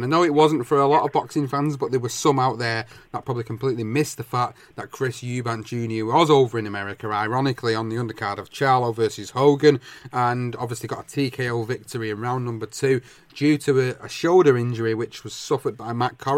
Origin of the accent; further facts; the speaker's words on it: United Kingdom; as British fans